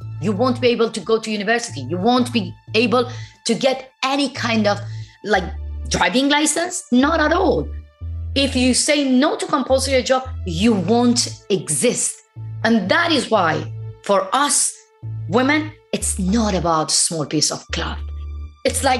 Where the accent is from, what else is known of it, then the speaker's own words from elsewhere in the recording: Iran; moved away; I'm from Iran